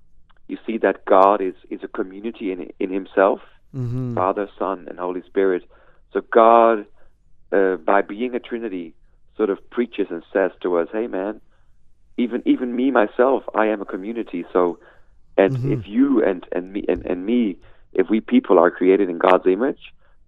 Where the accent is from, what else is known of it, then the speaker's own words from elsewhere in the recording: Peru; But me and my brothers, we grew up in Peru, South America.